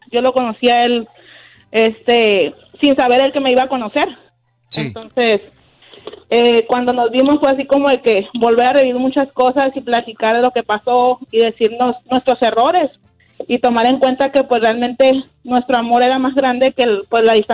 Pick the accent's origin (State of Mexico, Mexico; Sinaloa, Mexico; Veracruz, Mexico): Sinaloa, Mexico; Mazatlán; Yo soy de, de Mazatlán, Sinaloa.